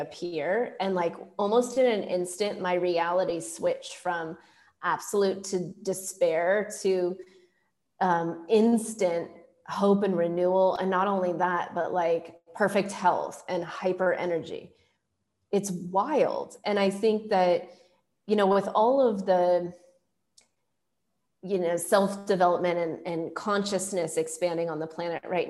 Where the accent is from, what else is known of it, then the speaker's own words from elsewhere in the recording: Silicon Valley, California, United States; also born or lived in India; I grew up in Silicon Valley